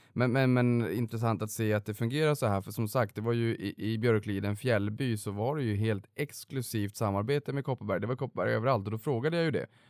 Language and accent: Swedish; Norrbotten County, Sweden; moved away as an adult; jag kom ju faktiskt från Norrbotten och flyttade ju ner under finanskrisen